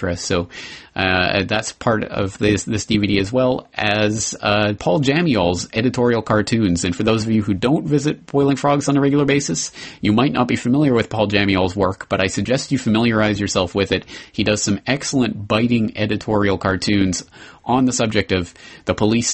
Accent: Calgary, Alberta, Canada; my hometown of Calgary, Canada

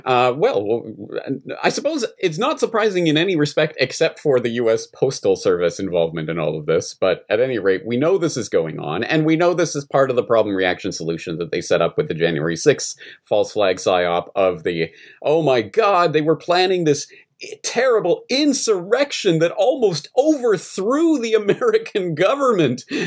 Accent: Canada; now in Japan; I'm Canadian in Japan

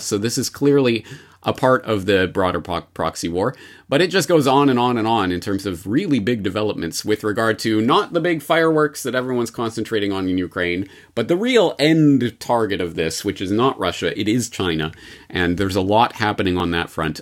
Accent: Canada; now in Japan; as a Canadian in Japan

